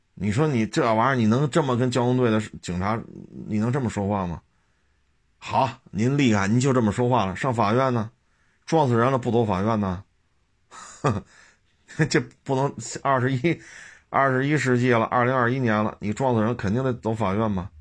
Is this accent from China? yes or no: yes; China; 咱们都是中国人